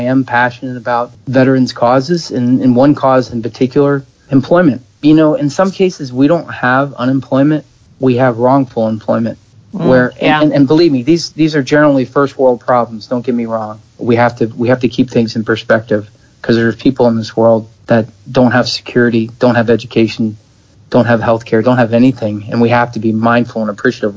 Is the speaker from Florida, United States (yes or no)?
no; outside of Philadelphia, Pennsylvania, United States; I grew up outside of Philadelphia.